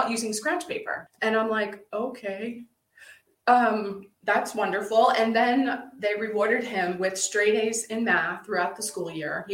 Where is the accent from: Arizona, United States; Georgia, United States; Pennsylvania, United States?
Pennsylvania, United States; started on a farm growing up in Pennsylvania